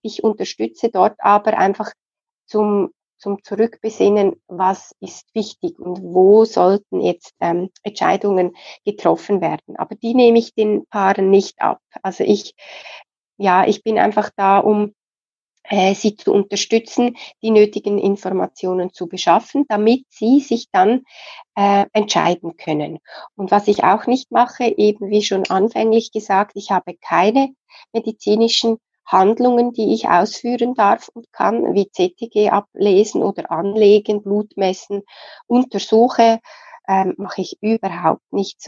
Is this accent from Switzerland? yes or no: yes; Switzerland; Bei uns in der Schweiz